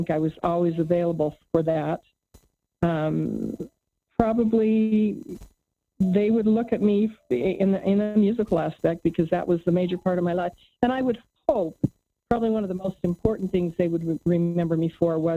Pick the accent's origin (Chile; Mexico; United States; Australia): Chile; Santiago, Santiago Metropolitan Region; Yeah, a fun fact is that I grew up in Santiago, Chile for for uh, about six years. I'm fluent in Spanish